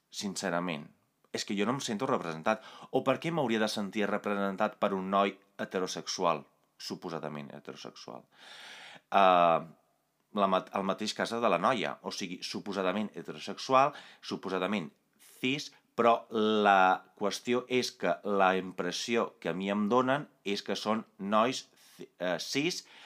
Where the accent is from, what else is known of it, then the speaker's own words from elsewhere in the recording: Italy; Catalan is a second language; moved away; vaig créixer a Itàlia